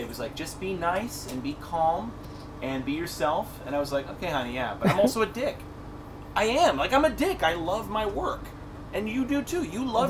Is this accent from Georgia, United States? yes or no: no; Cleveland, Ohio, United States; Because I'm from Cleveland.